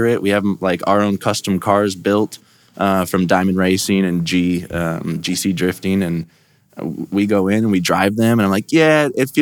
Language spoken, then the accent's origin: English; Lakeville, Minnesota, United States; moved away as an adult; also born or lived in Colorado / Denver, Colorado; now in Mustang, Oklahoma, United States; I grew up in Minnesota, kind of Lakeville, in between Lakeville and Prior Lake area, and then I moved to Colorado when I was 19.